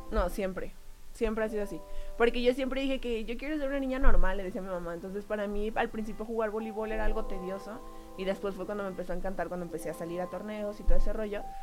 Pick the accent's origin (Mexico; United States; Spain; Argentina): Mexico; Jalisco; moved away; also born or lived in Querétaro; era parte de la selección de mi estado, vengo de Jalisco.